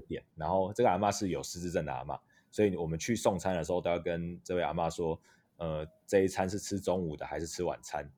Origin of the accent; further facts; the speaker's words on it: Taitung, Taitung County, Taiwan; 那我是台东人，那社工系毕业